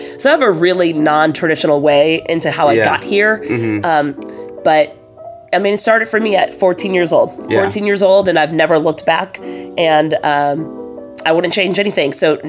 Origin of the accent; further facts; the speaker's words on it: Oklahoma, United States; also born or lived in Minnesota / North Carolina / Michigan; I am originally from Oklahoma, but I grew up all over the place. My dad was a doctor, and we just followed where the job took him. Spent a little time in Minnesota, spent a little time in North Carolina, went to middle school and high school in Michigan.